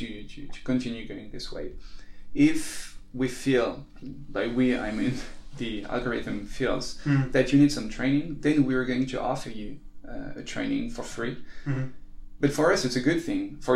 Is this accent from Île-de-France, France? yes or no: yes; Paris, Île-de-France, France; we're from Paris